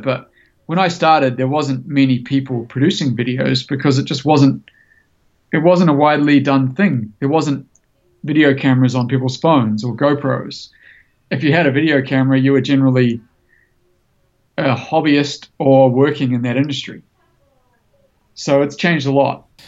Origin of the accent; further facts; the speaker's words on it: New Zealand; I grew up snowboarding in New Zealand